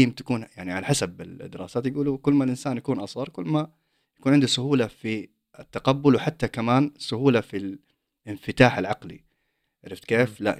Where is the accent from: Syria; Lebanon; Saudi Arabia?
Saudi Arabia; now in Sweden; انا اصلا طلعت من السعوديه